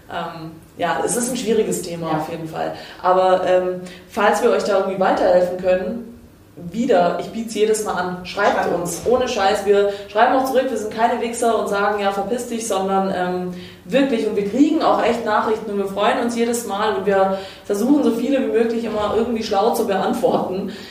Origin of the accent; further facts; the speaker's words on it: Croatia; Na, ich darf leider nicht, ich bin Kroatin.